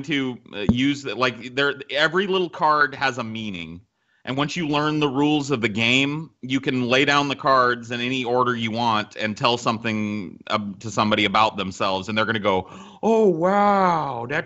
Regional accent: Central California, United States; I grew up in Central California

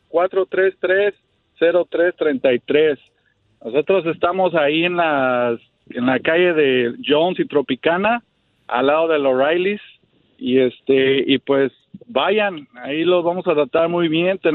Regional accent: Mexico City, Mexico; now in United States; Yo soy de la Ciudad de México.

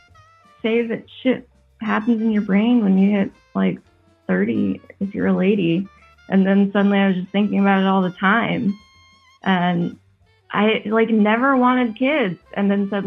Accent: United States; moved away as an adult; now in Spain; don't know if you can tell from my accent, I'm an American. I live in Europe

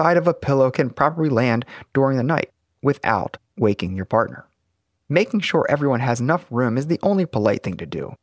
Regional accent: Baltimore, Maryland, United States; my hometown of Baltimore

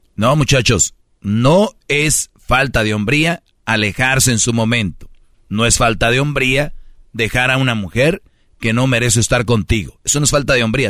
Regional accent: Monterrey, Nuevo León, Mexico; como buen regio

